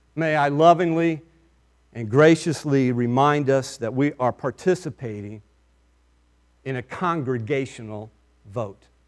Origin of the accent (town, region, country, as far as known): United States